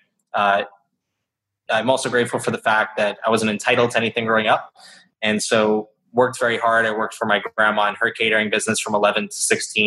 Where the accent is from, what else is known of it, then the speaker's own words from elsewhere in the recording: Boca Raton, Florida, United States; also born or lived in Atlanta, Georgia; now in New York City, United States; I grew up in South Florida. Yeah, Boca Raton